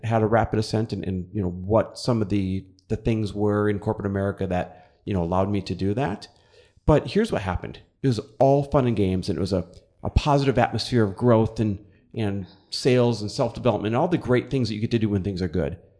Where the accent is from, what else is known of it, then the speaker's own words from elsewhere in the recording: Midwest, United States; moved away as an adult; i'm midwest born and raised